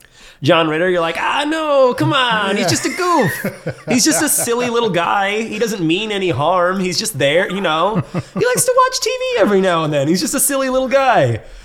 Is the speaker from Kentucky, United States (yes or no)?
no; Seattle, Washington, United States; I'm not even French. I'm American. I'm from Seattle.